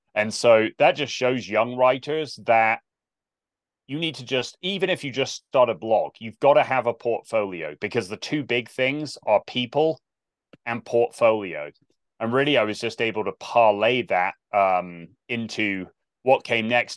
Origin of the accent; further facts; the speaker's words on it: South West England, United Kingdom; moved away as an adult; also born or lived in Olathe, Kansas; growing up in Southwest England, I have no context for this, like small English village